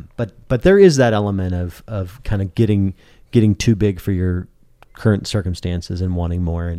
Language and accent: English; Great Plains, United States; I grew up in the Great Plains.